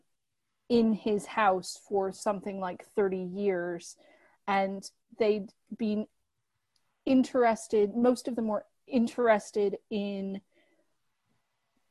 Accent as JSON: {"language": "English", "region": "Michigan", "country": "United States", "moved": "yes", "lives_now": "London, United Kingdom", "said": "I'm from Michigan, which is where Detroit is."}